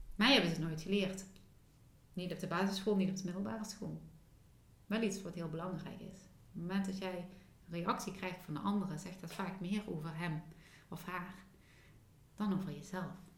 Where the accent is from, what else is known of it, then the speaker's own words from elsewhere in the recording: Limburg, Netherlands; accent: Limburgs; ik met mijn Limburgse accent